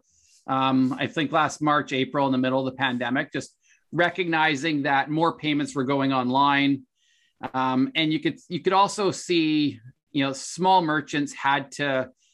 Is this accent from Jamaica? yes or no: no; Canada; as a Canadian